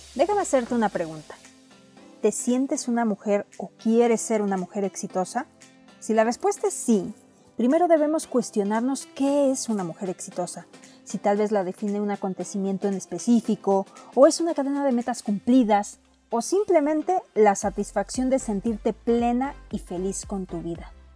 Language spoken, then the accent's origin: Spanish; Mexico; como mujer como mexicanas